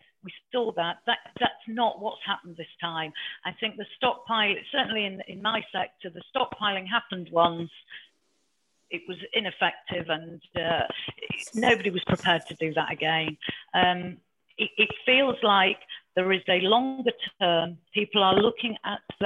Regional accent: Yorkshire and the Humber, United Kingdom; I'm from Yorkshire

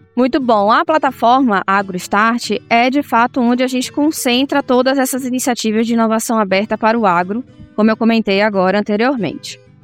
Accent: Salvador, Bahia, Brazil; moved away as an adult; now in São Paulo, Brazil; eu sou baiana, nascida em Salvador, né? E eu fiz engenharia química lá em Salvador

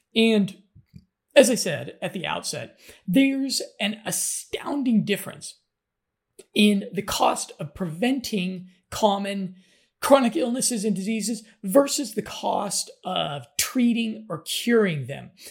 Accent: United States; moved away; I'm an American

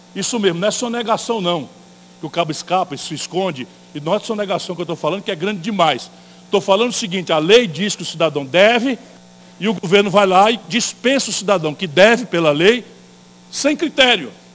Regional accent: interior of Ceará, Brazil; eu venho do interior do Ceará

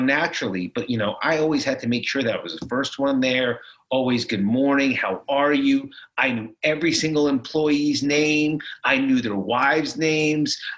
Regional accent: South Florida, United States; also born or lived in New Jersey; we moved from New Jersey to South Florida, to sunny South Florida

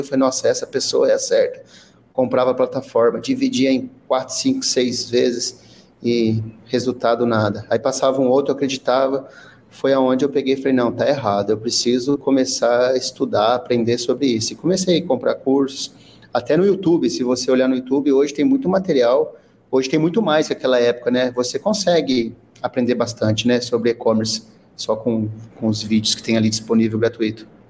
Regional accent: São José do Rio Preto, São Paulo, Brazil; eu sou aqui de São José do Rio Preto

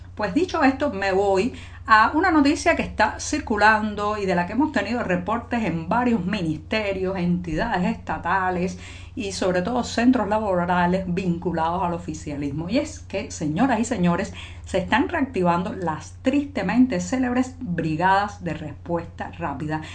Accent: Cuba; cubana, periodista, ciudadana

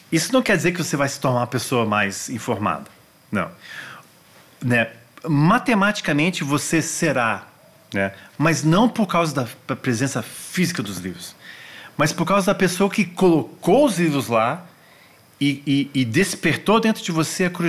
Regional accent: Washington, District of Columbia, United States; Então eu cresci nos Estados Unidos. Washington é a capital mundial dos museus.

